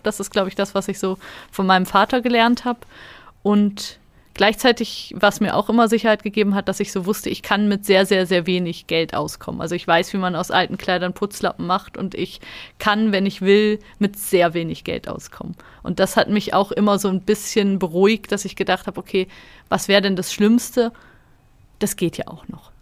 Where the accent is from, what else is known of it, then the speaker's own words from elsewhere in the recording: Germany; now in Switzerland; Ich komme ja aus Deutschland